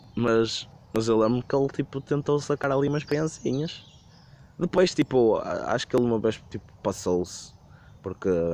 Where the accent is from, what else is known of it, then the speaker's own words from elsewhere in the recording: Porto, Norte, Portugal; eu sou do Porto, estou perdido em Setúbal